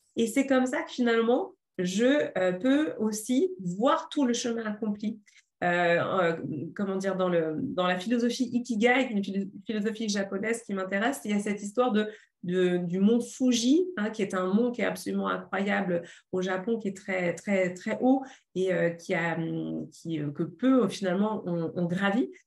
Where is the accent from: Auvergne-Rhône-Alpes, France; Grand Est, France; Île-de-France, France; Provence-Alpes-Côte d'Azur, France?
Île-de-France, France; Paris; moved away as an adult; Je suis parisienne, je suis urbaine